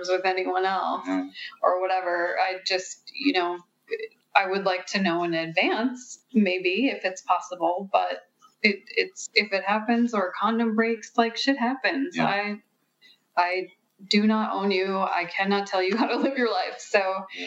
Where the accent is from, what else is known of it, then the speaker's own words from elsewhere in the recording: Midwest, United States; now in California, United States; I come from the Midwest, and... You know, I moved to California